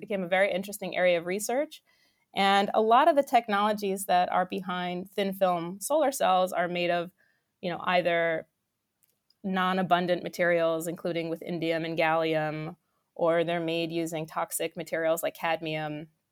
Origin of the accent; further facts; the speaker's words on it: New York, United States; I grew up in New York